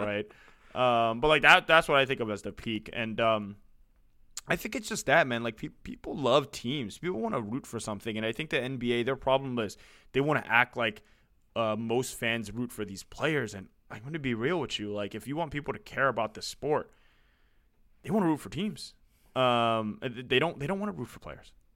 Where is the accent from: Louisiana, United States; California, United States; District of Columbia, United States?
California, United States; San Francisco; I grew up in San Francisco, um, born and raised here